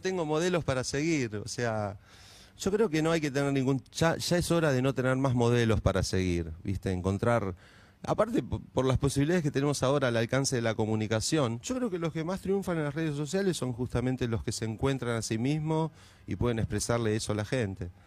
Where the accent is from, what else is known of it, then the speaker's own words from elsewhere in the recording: Moreno, Buenos Aires Province, Argentina; Yo, por ejemplo, vengo de Moreno, de un barrio muy humilde. Estudié la primaria, estudié la secundaria como pude